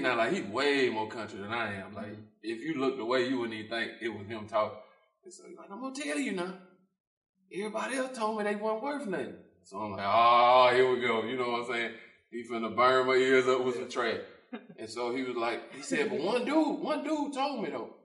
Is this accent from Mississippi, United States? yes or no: yes; Thomastown, Mississippi, United States; I'm from Thomastown. Like, it's country.